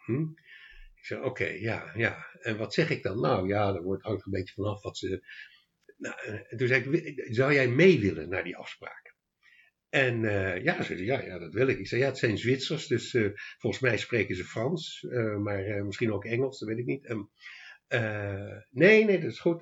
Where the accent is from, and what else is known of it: Leiden, South Holland, Netherlands; born or raised there; moved away as an adult; also born or lived in Australia / Amsterdam / The Hague; now in Achterhoek, Netherlands